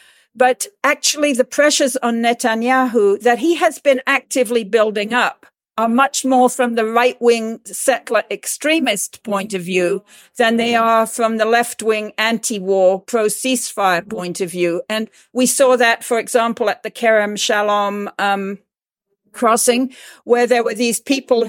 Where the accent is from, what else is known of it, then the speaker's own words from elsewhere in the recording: United States; also born or lived in Washington, D.C.; as an American voter